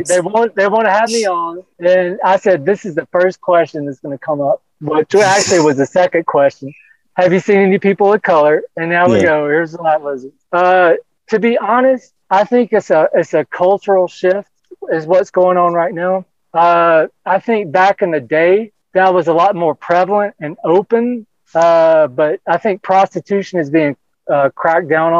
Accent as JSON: {"language": "English", "region": "Louisiana", "country": "United States", "tie": "born or raised there", "said": "I grew up in Louisiana."}